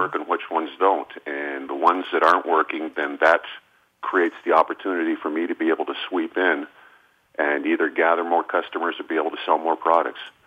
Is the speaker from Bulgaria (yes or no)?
no; Canada; also born or lived in Ireland; now in Fort Worth, United States; as one who grew up in the north, up in Canada